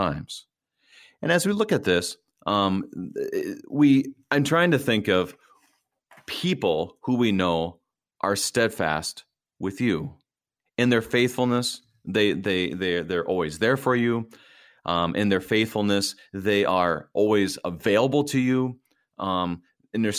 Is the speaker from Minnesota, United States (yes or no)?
yes; Minnesota, United States; I'm a Minnesotan